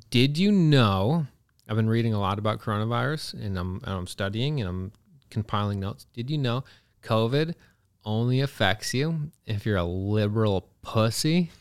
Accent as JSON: {"language": "English", "country": "Canada", "tie": "born or raised there", "also_born_or_lived": "Pennsylvania, United States", "said": "I grew up in Canada. I was born in Pennsylvania on an Amish farm"}